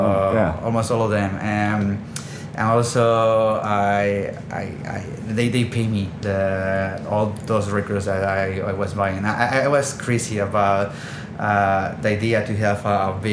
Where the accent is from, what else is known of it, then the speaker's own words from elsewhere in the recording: Barcelona, Catalonia, Spain; I'm born and raised in Barcelona